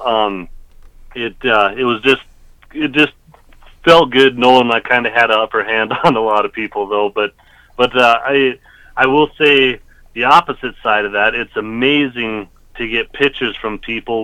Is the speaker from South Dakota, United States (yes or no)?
yes; Black Hills of South Dakota, United States; growing up in the Black Hills of South Dakota